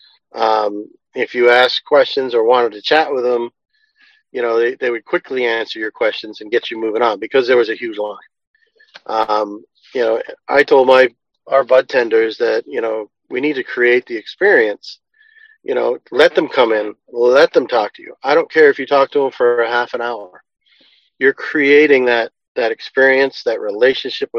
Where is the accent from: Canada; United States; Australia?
United States; Massachusetts; we're from Massachusetts, so we'd like to say Cannabar.